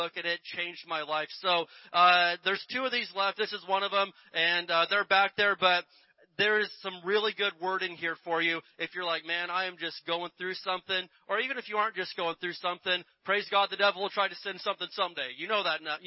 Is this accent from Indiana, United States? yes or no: yes; Indiana, United States; Where I grew up in Indiana